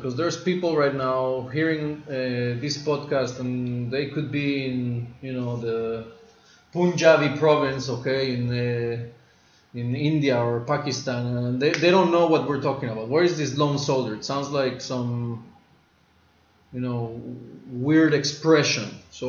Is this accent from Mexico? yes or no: yes; Mexico; moved away as an adult; now in Israel; I was born in Mexico, grew up there, and emigrated to Israel at the age of 19.